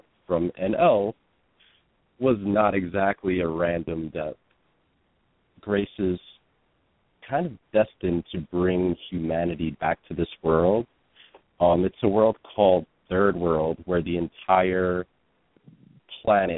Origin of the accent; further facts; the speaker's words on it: New York City, New York, United States; I grew up in Brooklyn, mostly in the Bushwick and Ridgewood neighborhoods. And I've lived in New York most of my life.